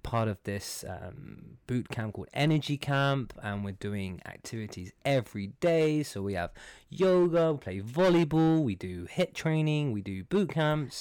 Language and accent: English; London, United Kingdom; moved away as an adult; now in Dubai, United Arab Emirates; I'm from London. I'm from Iranian descent